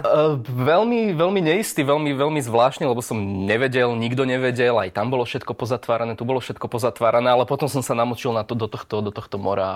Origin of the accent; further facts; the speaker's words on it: Slovakia; keďže som zo Slovenska